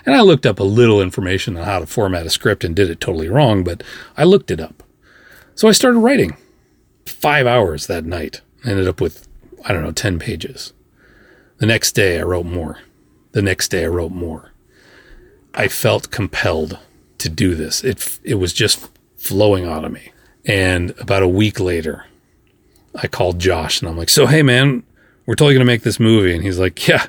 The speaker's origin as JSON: {"language": "English", "region": "Minnesota", "country": "United States", "said": "I'm from Minnesota"}